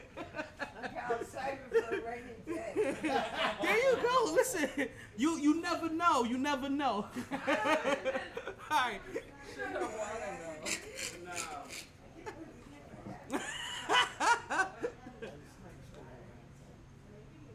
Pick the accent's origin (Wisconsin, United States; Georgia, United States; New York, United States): New York, United States; New York City; am I from Brooklyn